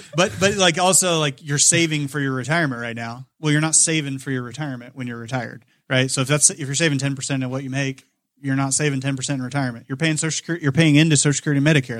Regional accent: Kokomo, Indiana, United States; I grew up in Kokomo, went to Manchester College

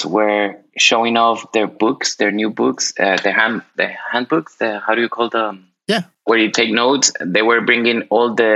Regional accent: Colombia; now in Miami, United States; I was born in Colombia. Right now, I'm currently based in Miami, Florida, and also I'm a global citizen.

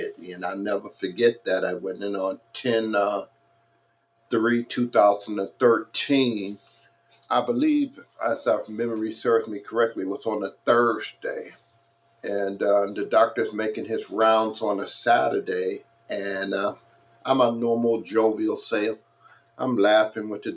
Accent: Detroit, Michigan, United States; moved away as an adult; now in San Dimas, United States; I grew up in Detroit, Michigan

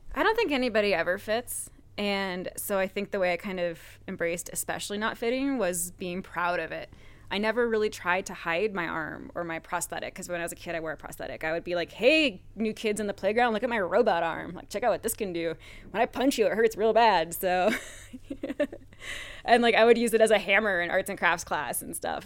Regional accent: Bar Harbor, Maine, United States; moved away as an adult; also born or lived in Vermont; now in Colorado, United States; I was raised in Maine, So I grew up on the Maine coast

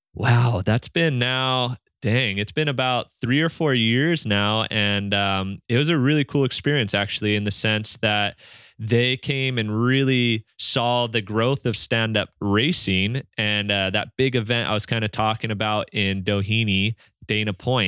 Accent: Maui, Hawaii, United States; as kids growing up here

